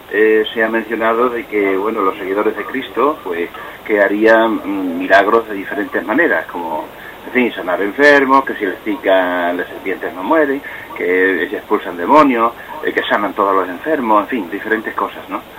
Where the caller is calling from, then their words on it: Cáceres, Extremadura, Spain; de Cáceres.